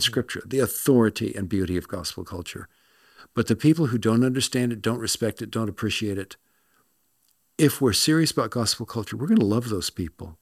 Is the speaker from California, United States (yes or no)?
yes; Los Angeles, California, United States; moved away; also born or lived in Scotland; I'm from Los Angeles